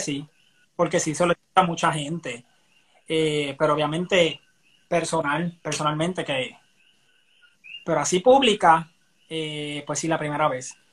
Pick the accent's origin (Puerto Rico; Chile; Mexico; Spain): Puerto Rico; Barranquitas; soy de Barranquitas, del pueblo del centro de la isla